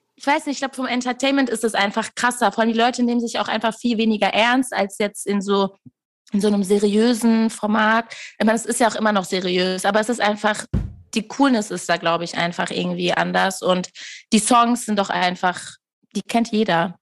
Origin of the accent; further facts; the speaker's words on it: Castrop-Rauxel, North Rhine-Westphalia, Germany; Ich komme wirklich aus Castrop Rauxel.